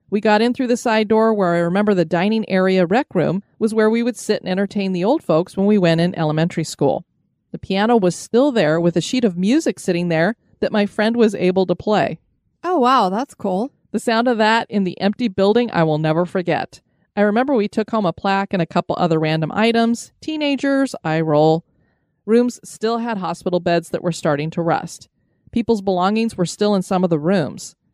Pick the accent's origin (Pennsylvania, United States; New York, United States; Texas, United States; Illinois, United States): Pennsylvania, United States; Erie; I grew up just outside of Erie, so of course, school field trips were often into the city.